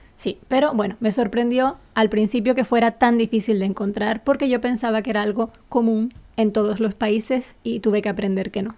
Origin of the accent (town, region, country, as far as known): Spain; moved away as an adult; now in Japan